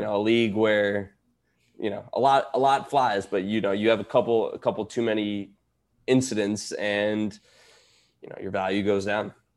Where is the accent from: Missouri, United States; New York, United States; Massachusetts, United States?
New York, United States; I grew up in New York